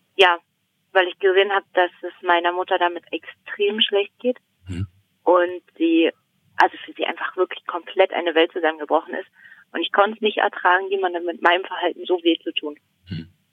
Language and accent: German; Brandenburg an der Havel, Brandenburg, Germany; moved away as an adult; now in Berlin, Germany; ich komme aus Brandenburg, eigentlich. Also aus dem Land Brandenburg und äh, eigentlich auch aus der Stadt, also Brandenburg an der Havel